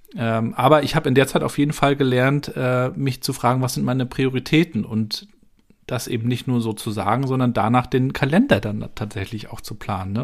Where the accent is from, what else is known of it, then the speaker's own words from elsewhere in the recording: Rostock, Mecklenburg-Vorpommern, Germany; moved away as an adult; also born or lived in Darmstadt; bin auch aus Rostock mal raus, bin ins Rhein-Main-Gebiet gegangen, nach Darmstadt